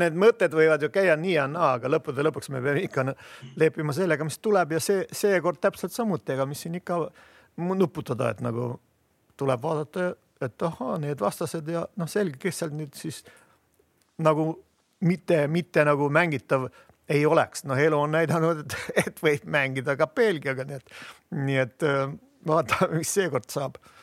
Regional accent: Viljandi, Viljandi County, Estonia; ma olen Viljandist

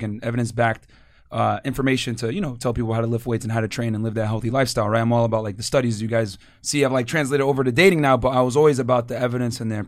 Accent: New Britain, Connecticut, United States; moved away as an adult; also born or lived in South Texas; now in Miami, United States; I grew up in New Britain, Connecticut

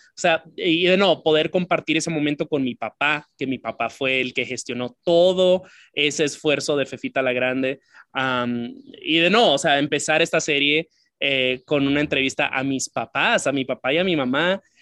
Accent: Dominican Republic; also born or lived in Santiago; now in United States; mi formación como persona fue en, en la isla

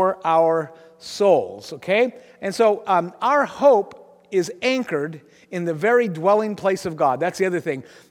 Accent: Aberdeen, Washington, United States; also born or lived in Kansas City; I grew up in Grace Harbor

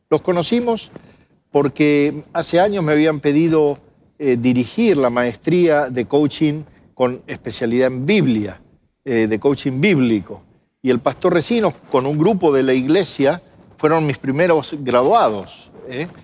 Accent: Argentina; moved away as an adult; also born or lived in Mexico; now in United States; soy argentino

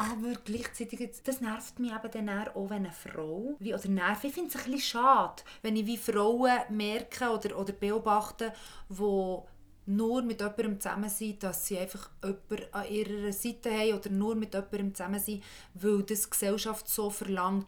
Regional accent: Bern, Switzerland; now in Zürich, Switzerland; ich bin aus Bern

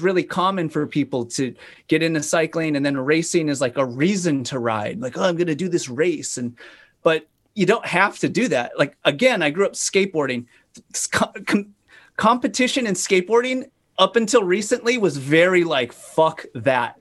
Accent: Fargo, North Dakota, United States; moved away as an adult; also born or lived in Sacramento, California; I grew up in Fargo, North Dakota.

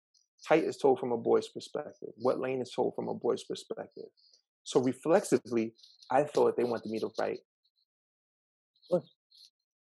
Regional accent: New York City, New York, United States; I decided to return to my hometown to teach

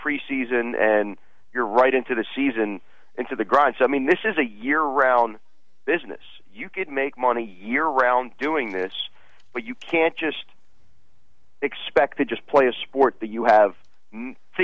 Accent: Russia; moved away; it's in my home country

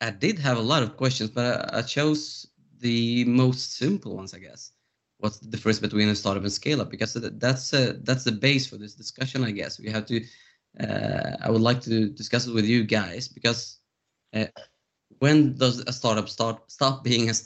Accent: Stockholm, Stockholm County, Sweden; I'm from Stockholm, Sweden

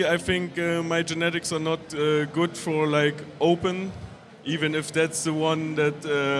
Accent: Dresden, Saxony, Germany; I'm from Germany, from Saxony, Dresden.

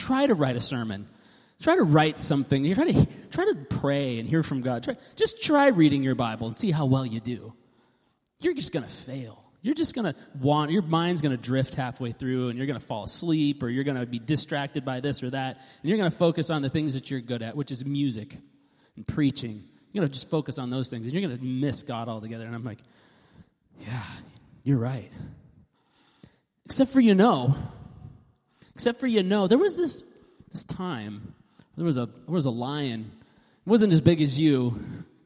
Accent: Alaska, United States; moved away; also born or lived in west side; I grew up like in Alaska and then lived on the west side for 15 years

